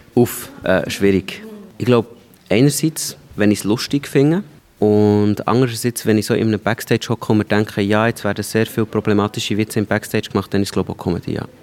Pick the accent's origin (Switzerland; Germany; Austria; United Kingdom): Switzerland; aufwachsen in der Schweiz, ich bin auf dem Land aufgewachsen